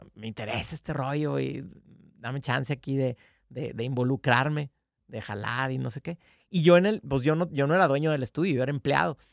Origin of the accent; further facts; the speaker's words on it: Mexico; somos una banda de México firmada con Polygram